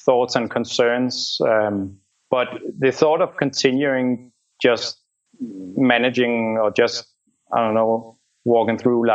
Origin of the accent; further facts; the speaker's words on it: Denmark; moved away as an adult; also born or lived in Copenhagen; I'm from Denmark.